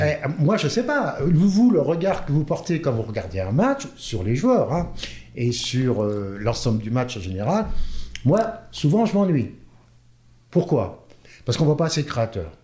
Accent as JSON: {"language": "French", "town": "Orléans", "region": "Centre-Val de Loire", "country": "France", "tie": "born or raised there", "also_born_or_lived": "Nantes", "moved": "yes", "said": "je viens d'Orléans. Je suis né à Orléans et ben j'ai commencé mes, j'ai fait mes premières armes à Orléans"}